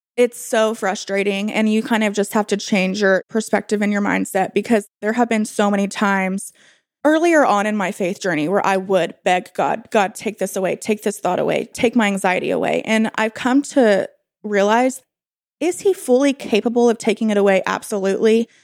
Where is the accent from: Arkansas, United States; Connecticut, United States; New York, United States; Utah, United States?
Arkansas, United States; Bentonville; I was born and raised in Bentonville, and I live here